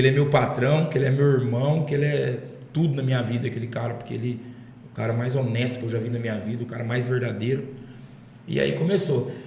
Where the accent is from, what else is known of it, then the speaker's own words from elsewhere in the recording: Monções, São Paulo, Brazil; now in Macaubal, Brazil; na cidade que eu resido hoje, uma cidade que eu sou apaixonado, que a cidade chama Macaubal, pertinho da minha cidade natal, que é Monções